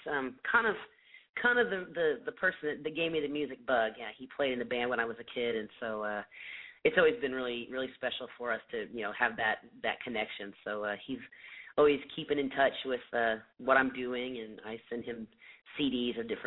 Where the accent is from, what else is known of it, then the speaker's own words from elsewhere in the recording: Indiana, United States; moved away; I'm originally from the Midwest, so my family is all back in Indiana